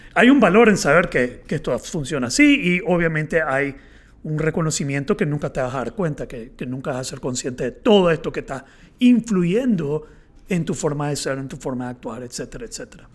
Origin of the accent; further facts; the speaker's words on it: Nicaragua; yo soy eh, nicaragüense